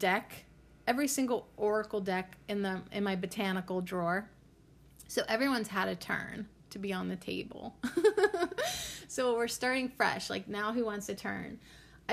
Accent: Western Pennsylvania, United States; I'm from Western Pennsylvania

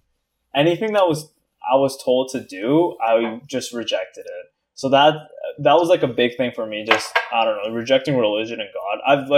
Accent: Philippines; Yeah, so we're both Filipino, that's it.

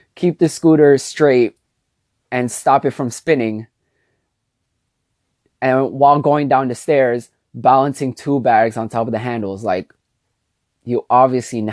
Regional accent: New York City, New York, United States; also born or lived in Jersey City, New Jersey; I was born and raised in New York

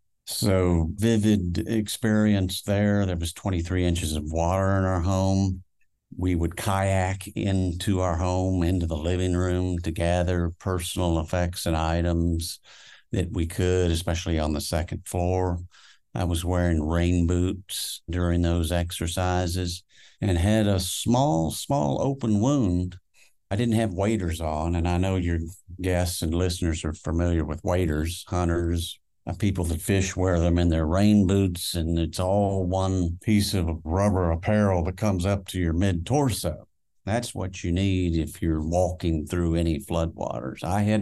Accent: Houston, Texas, United States; born there; accent: Georgia; also born or lived in Augusta, Georgia / Austin; Yes, I was born in Houston. And I've lived other places. I lived in Austin when I went to the uni, the University of Texas. As a kid, third, fourth, and fifth grade, I lived in Augusta, Georgia. That's why I have this accent going.

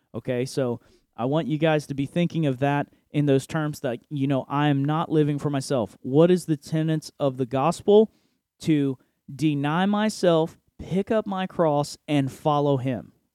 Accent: United States; I am an American citizen

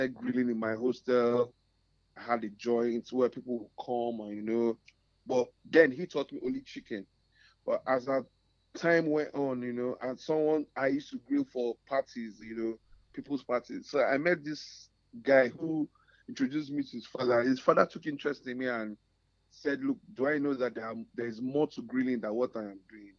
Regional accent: Lagos, Nigeria; also born or lived in Calabar; So I attended University of Calabar, but I grew up in Lagos.

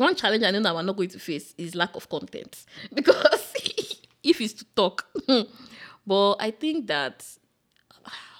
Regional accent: Benin City, Edo, Nigeria; moved away as an adult; also born or lived in Ibadan / Ekiti / Cross River State / Lagos; now in United States; I'm also Nigerian. I grew up in Nigeria. Sounds funny, but yeah, I grew up majorly in Benin, then I moved to Ibadan, then I moved to Lagos

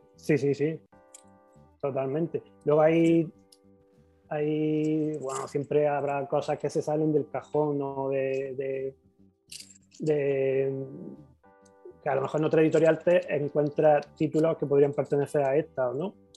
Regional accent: Granada, Andalusia, Spain; yo que soy de Granada

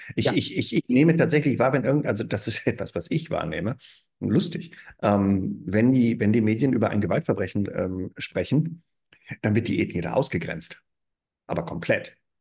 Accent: small town near Frankfurt am Main, Hesse, Germany; moved away as an adult; now in Argaka, Cyprus; ich komme aus Deutschland, dann, ah, Deutschland, ah, wo denn genau? Ja, Frankfurt am Main in der Nähe, in der Kleinstadt.

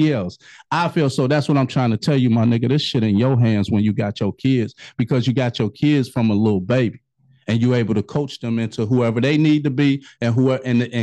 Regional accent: Chicago, Illinois, United States; moved away; also born or lived in Cincinnati / Kentucky; I'm from Chicago

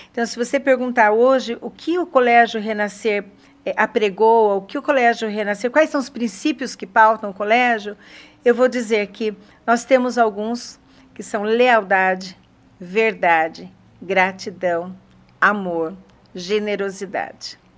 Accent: São Paulo, Brazil; now in Sorocaba, Brazil; Eu vim de São Paulo para Sorocaba com depressão pós-parto

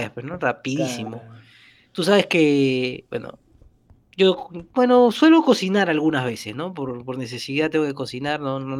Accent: Peru; me lo tuve que ingeniar como muchos peruanos.

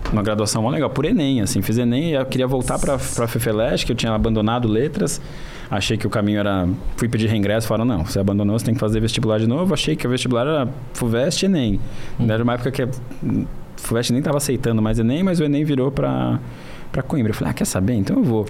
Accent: Brazil; a gente é brasileiro

